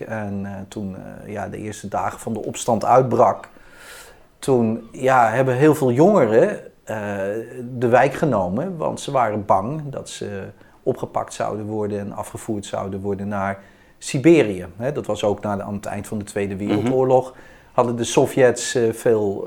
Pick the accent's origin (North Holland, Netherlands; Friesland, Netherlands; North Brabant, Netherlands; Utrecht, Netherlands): Utrecht, Netherlands; ben ik in Utrecht geboren en getogen.